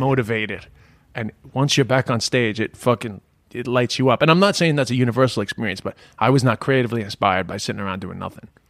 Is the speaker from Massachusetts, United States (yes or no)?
no; New York, United States; moved away as an adult; now in Ireland; I'm from Queens